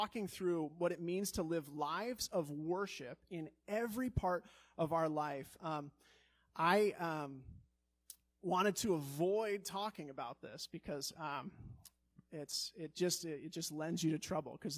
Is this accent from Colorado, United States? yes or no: yes; Colorado, United States; also born or lived in Chicago; now in Wisconsin, United States; I grew up in Colorado